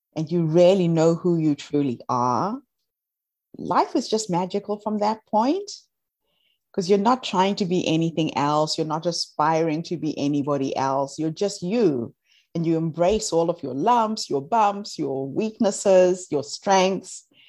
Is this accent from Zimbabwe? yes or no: yes; Zimbabwe; moved away as an adult; now in New Zealand; I'm from Zimbabwe originally, although I live in New Zealand for the last twenty-one years. And when I moved to New Zealand, I decided to reach back to my country of birth